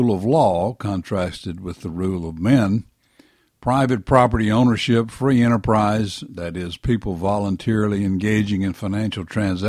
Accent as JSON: {"language": "English", "region": "the South", "country": "United States", "tie": "born or raised there", "said": "we were born and raised in the South"}